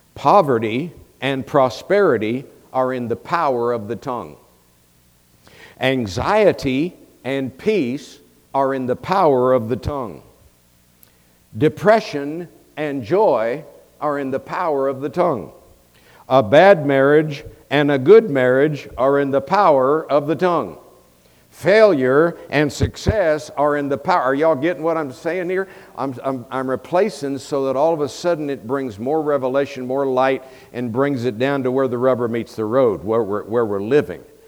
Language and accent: English; Tampa, Florida, United States; moved away as an adult; also born or lived in Colorado; I was born and raised in Tampa, Florida, so I am a Floridian and lived there for 27 years.